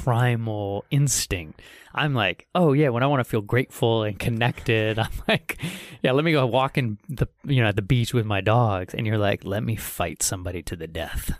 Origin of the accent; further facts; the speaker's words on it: United States; being American